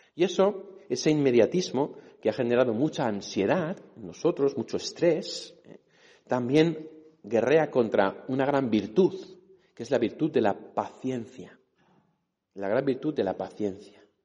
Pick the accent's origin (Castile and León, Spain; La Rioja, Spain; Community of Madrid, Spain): Community of Madrid, Spain; Madrid; also born or lived in Catalonia; Yo me he criado aquí en Madrid, aunque soy catalán